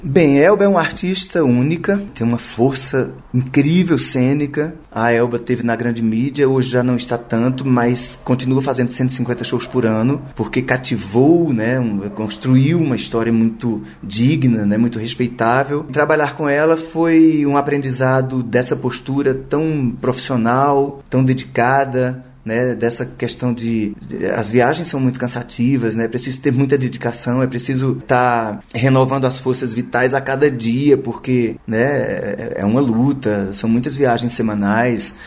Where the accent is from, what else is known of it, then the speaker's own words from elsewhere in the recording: Campina Grande, Paraíba, Brazil; moved away as an adult; now in Rio de Janeiro, Brazil; Campina Grande é uma cidade muito atrevida, a cidade onde eu nasci, né? No interior da Paraíba